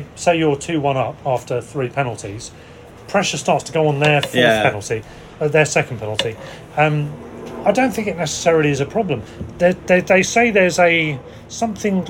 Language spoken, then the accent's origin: English; Sussex, South East England, United Kingdom; I'm 50 and I'm from Sussex